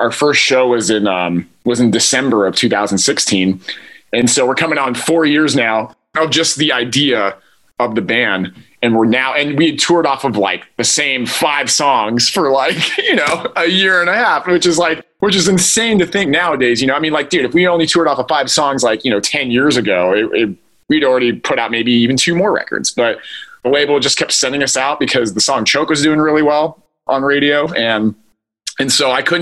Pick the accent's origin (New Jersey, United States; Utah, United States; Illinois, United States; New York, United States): Utah, United States; now in Los Angeles, United States; I live in Los Angeles now. We're both from Utah